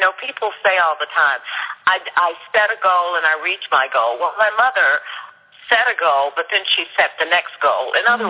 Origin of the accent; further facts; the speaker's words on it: Louisville, Kentucky, United States; I grew up in Smoketown in Louisville, Kentucky.